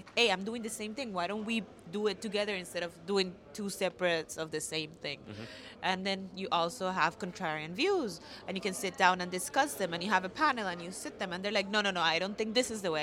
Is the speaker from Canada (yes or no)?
no; Costa Rica; I'm from Costa Rica